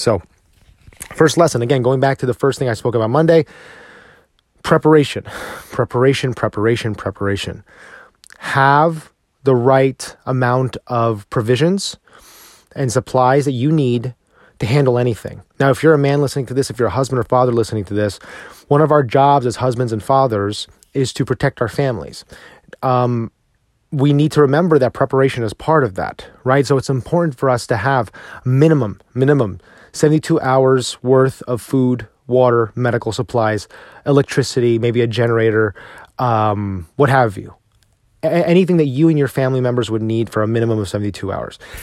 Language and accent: English; New Jersey, United States; now in Texas, United States; I grew up in New Jersey, and I drove in this weather all the time